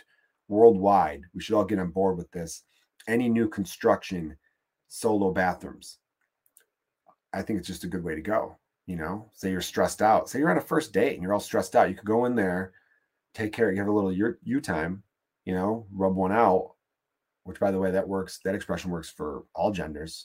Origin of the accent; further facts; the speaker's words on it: Chicago, Illinois, United States; I'm from Chicago. I'm in New York for just a minute